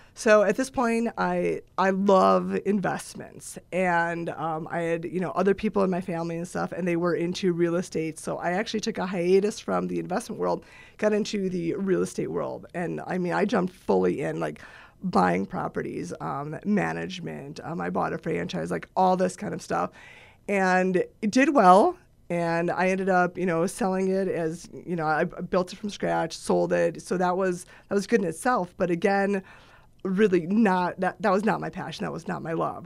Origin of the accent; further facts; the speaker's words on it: Eagle River, Wisconsin, United States; moved away; I'm from Eagle River, Wisconsin